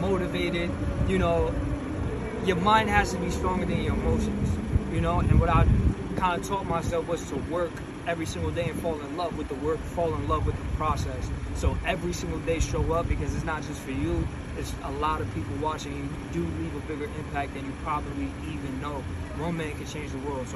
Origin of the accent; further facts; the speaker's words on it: Connecticut, United States; also born or lived in Bronx, New York; I grew up in Connecticut